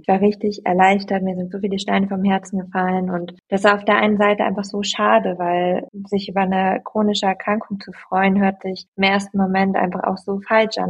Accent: East Frisia, Lower Saxony, Germany; moved away as an adult; also born or lived in Berlin; Ich komme gebürtig aus Ostfriesland

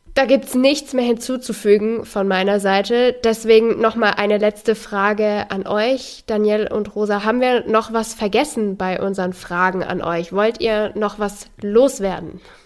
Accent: Germany; gerade als Deutsche

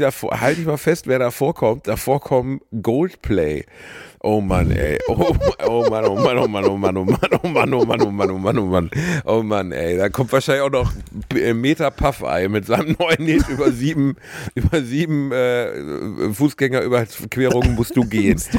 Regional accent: Gelsenkirchen, North Rhine-Westphalia, Germany; in meiner Heimatstadt, Gelsenkirchen

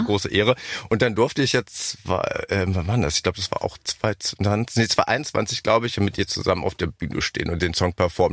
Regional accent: Helmstedt, Lower Saxony, Germany; moved away as an adult; now in Berlin, Germany; Helmstedt bin ich ja. geboren

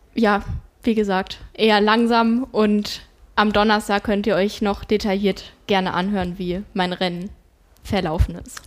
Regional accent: Rodgau, Hesse, Germany; also das ist äh, wirklich mein Heimatort

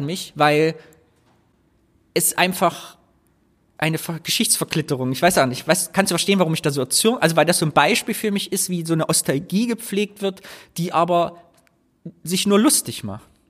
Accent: Thuringia, Germany; bei uns in Thüringen

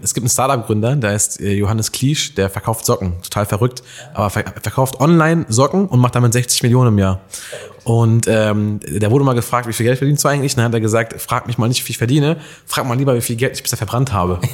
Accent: Alfeld, Lower Saxony, Germany; moved away; bin ja gebürtiger Eifelder

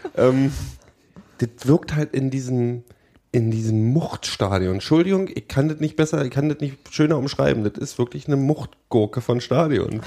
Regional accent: Berlin, Germany; Gebürtiger Berliner

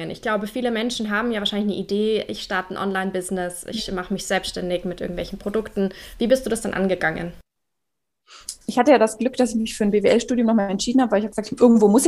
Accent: Bavaria, Germany; weil ich komme aus Bayern, also aus Franken

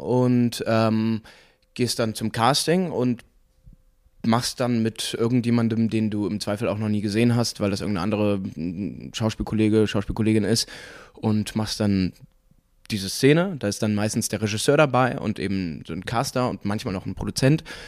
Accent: Cologne, North Rhine-Westphalia, Germany; also born or lived in Munich; ich komme aus Junkersdorf

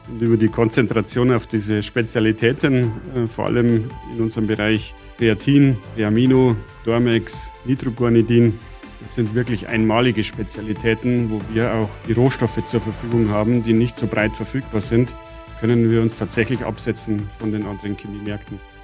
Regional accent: Bavaria, Germany; accent: Bavarian dialect; ich als Bayer, Sie hören das auch in meinem Dialekt

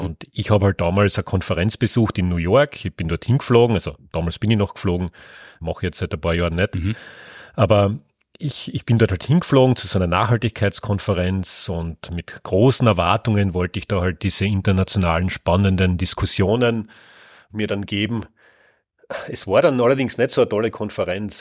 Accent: Carinthia, Austria; Ja, geboren bin ich in Kärnten. Ich bin auch dort aufgewachsen.

